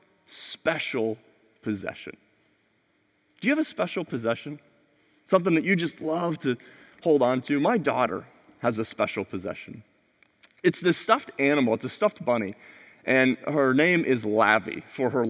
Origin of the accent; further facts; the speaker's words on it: United States; I love being an American citizen.